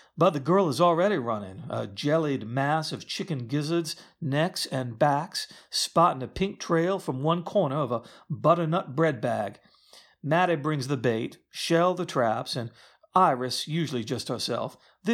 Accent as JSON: {"language": "English", "region": "the South", "country": "United States", "said": "As you can tell, I don't have a Southern accent, although I am from the South."}